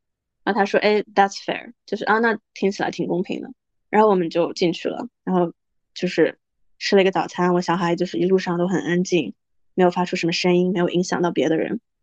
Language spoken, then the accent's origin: Chinese; China; accent: Chinese accent and Canadian accent; moved away as an adult; now in Canada; I was born raised in China, but I live here now